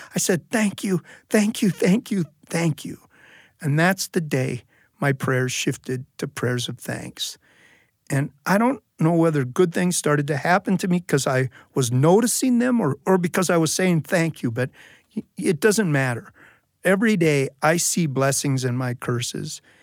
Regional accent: United States; I'm an American

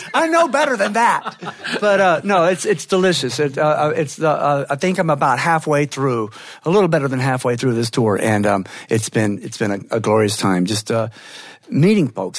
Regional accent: northern Georgia, United States; I love going home there. I love being on the road. I love returning home and feeling the familiar. And yes, my accent does start switching back

